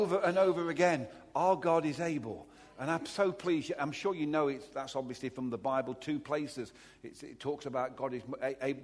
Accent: Derby, East Midlands, United Kingdom; I'm a Derby boy. I was born in Derby almost

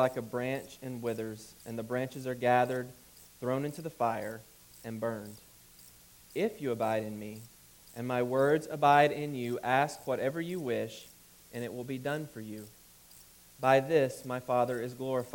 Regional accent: Alabama, United States; moved away; I grew up in Alabama

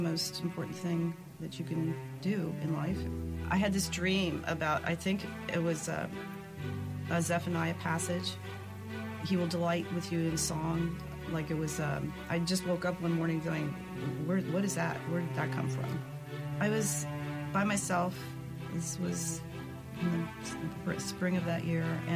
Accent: Columbus, Ohio, United States; I was born in Columbus, Ohio

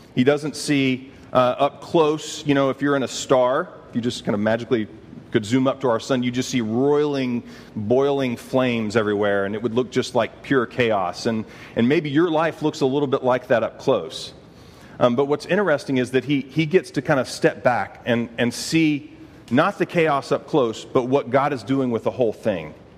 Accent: Texas, United States; I'm from Texas

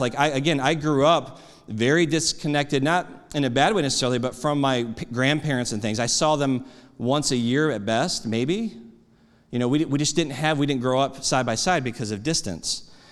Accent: United States; I'm an American

